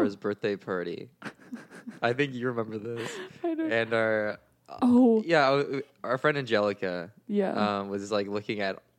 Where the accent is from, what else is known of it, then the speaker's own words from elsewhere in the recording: Canada; We are from Canada.